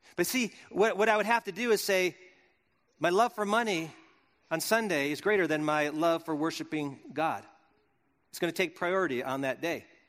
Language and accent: English; Wisconsin, United States; born or raised there; moved away